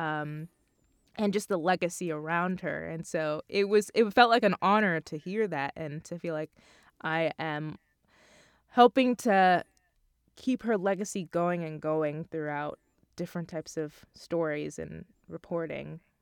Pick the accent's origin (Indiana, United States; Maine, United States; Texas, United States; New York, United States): New York, United States; Long Island; I'm from Long Island, so I actually live at home